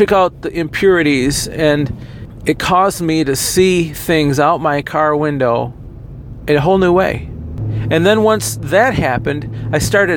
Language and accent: English; United States; as an American